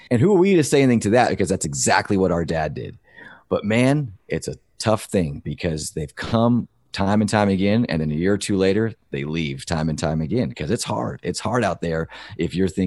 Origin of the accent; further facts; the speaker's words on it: Nashville, Tennessee, United States; moved away; also born or lived in Provo, Utah; we grew up in Nashville